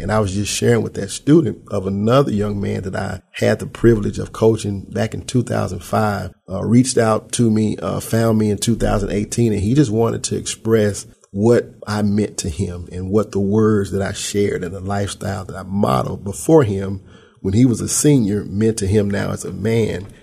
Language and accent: English; Memphis, Tennessee, United States; I'm right here from Memphis